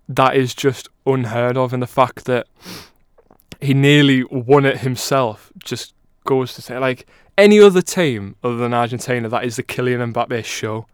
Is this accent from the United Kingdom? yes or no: yes; England, United Kingdom; we're both as English as they come